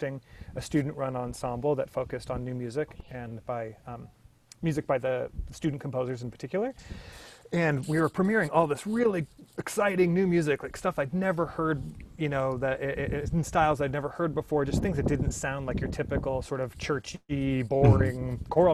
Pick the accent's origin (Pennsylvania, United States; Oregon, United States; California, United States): Oregon, United States; I grew up in Oregon in the Pacific Northwest in the 90s